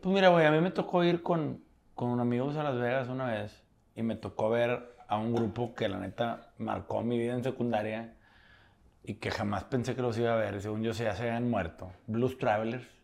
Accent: Monterrey, Nuevo León, Mexico; somos regios

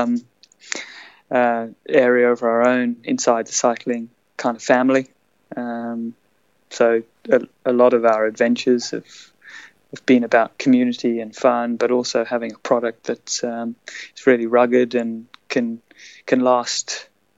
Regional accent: South Africa; moved away as an adult; also born or lived in Swaziland / Western Cape, South Africa / Durban, South Africa / Johannesburg, South Africa; now in Melbourne, Australia; Parents are Zimbabwean, and they moved to South Africa where I was born, and I grew up in Swaziland

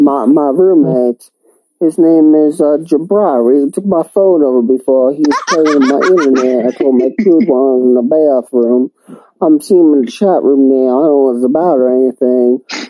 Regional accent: Alabama, United States; I'm from Alabama, though.

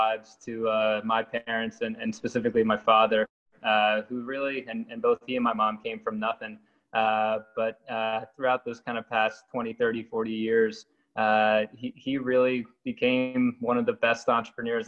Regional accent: New Jersey, United States; I grew up in New Jersey, kind of in the horse country world of New Jersey

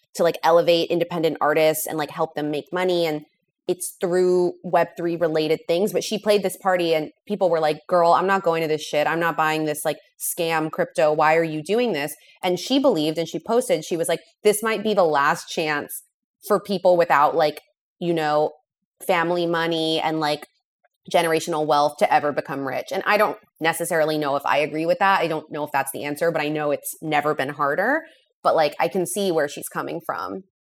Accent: Los Angeles, California, United States; moved away as an adult; also born or lived in San Francisco / New York; So I am from Los Angeles. That's where I was born and raised.

